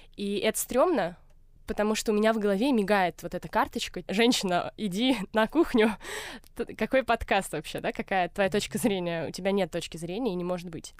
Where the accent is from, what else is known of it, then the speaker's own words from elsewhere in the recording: Moscow, Russia; я выросла в Москве